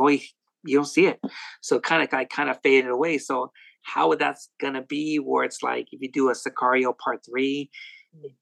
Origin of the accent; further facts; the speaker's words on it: West Coast, United States; I'm from the West Coast